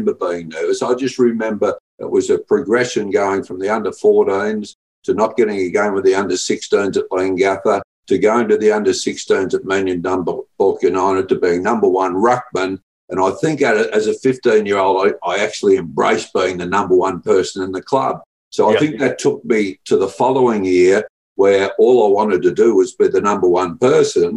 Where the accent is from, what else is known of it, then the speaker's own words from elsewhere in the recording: Leongatha, Victoria, Australia; we grew up in Leongatha